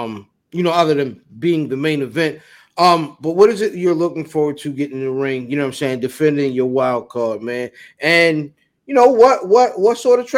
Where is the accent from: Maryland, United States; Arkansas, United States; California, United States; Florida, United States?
Maryland, United States; Severn; also born or lived in Hanover, Maryland; I'm not from Dundalk. I'm from Severn by way of Hanover.